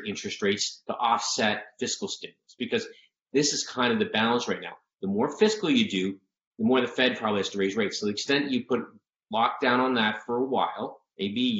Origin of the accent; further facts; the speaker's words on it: Canada; now in United States; I grew up in Canada, so you have to look at me as a, you know, transplant here